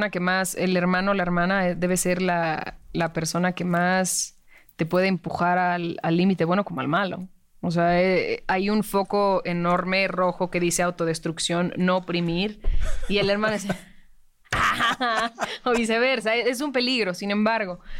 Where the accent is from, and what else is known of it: Mexico City, Mexico; born or raised there